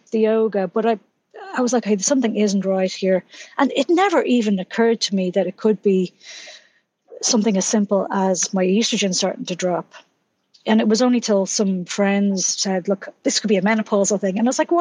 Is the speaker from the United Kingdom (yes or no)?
no; Dublin, Leinster, Ireland; So, yeah, I'm Irish. I grew up in Dublin, grew up by the sea